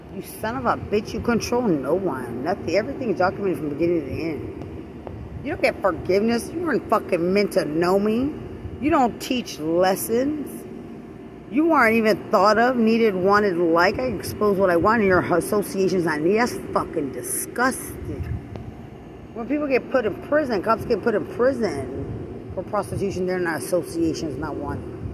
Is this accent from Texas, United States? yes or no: yes; Lubbock, Texas, United States; I'm from Lubbock.